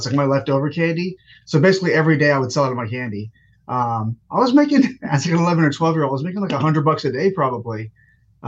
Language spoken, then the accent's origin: English; Redan, Georgia, United States; also born or lived in India; been in Georgia my whole life for the most part. Grew up in a little city called Redan.